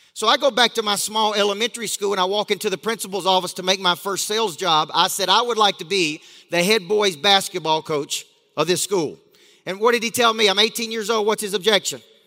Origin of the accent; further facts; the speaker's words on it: Tennessee, United States; I grew up in a small town in Tennessee